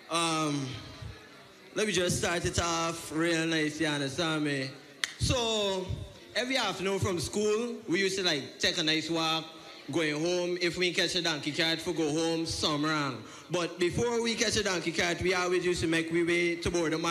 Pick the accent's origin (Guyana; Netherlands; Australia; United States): Guyana; Okay, um, where I'm from? I'm from Guyana.